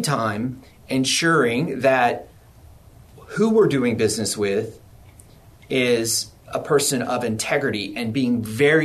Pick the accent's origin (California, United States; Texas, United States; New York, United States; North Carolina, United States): Texas, United States; I'm from Texas, I'm pure Texan